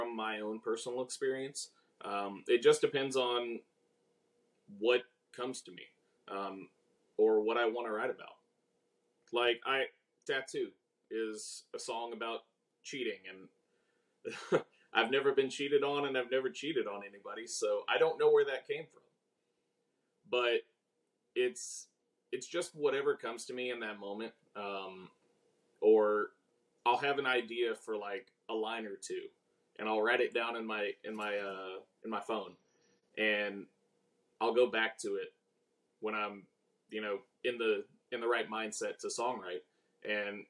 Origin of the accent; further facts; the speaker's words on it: Bastrop, Texas, United States; moved away as an adult; now in Houston, United States; I grew up outside of Austin, Texas, in a little town called Bastrop